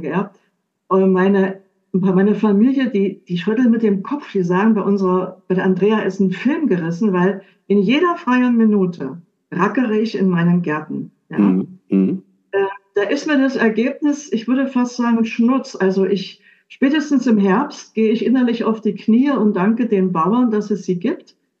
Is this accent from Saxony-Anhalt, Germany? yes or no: yes; Dessau, Saxony-Anhalt, Germany; moved away as an adult; also born or lived in Switzerland / Munich; Ich bin zurückgegangen. Ich komme aus Dessau